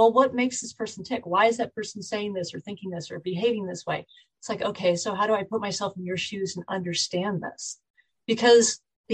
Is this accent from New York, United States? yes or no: no; Bay Area, California, United States; moved away as an adult; also born or lived in Michigan; I'm actually originally from the Bay Area down in California. So I grew up there